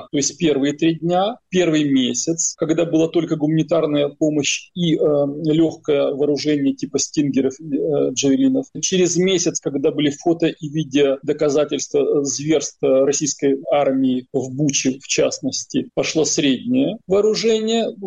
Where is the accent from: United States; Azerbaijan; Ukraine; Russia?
Ukraine; Как украинец э, я называю вещи своими именами.